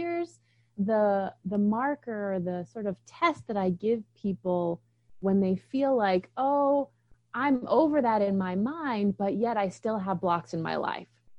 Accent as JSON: {"language": "English", "region": "East Coast", "country": "United States", "tie": "born or raised there", "said": "I grew up on the East Coast"}